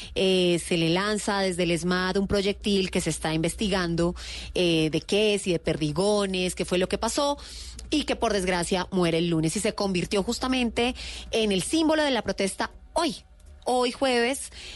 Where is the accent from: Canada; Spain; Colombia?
Colombia; todos somos colombianos